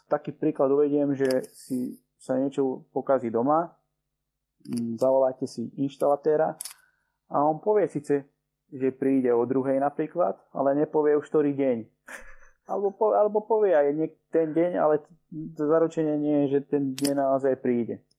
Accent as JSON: {"language": "Slovak", "country": "Slovakia", "tie": "born or raised there", "also_born_or_lived": "Cyprus", "moved": "yes", "said": "som rád, že som sa narodil na Slovensku"}